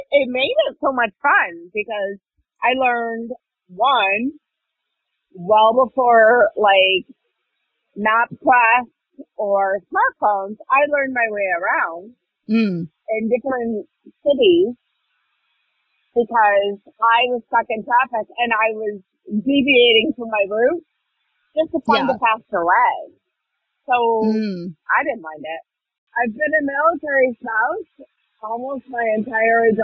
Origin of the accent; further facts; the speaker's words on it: Arizona, United States; moved away; also born or lived in Germany; I was from Arizona